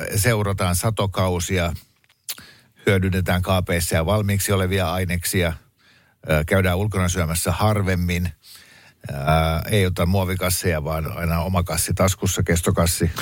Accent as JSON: {"language": "Finnish", "town": "Mäntsälä", "region": "Uusimaa", "country": "Finland", "moved": "yes", "said": "Mäntsälähän on vanha kotikuntani"}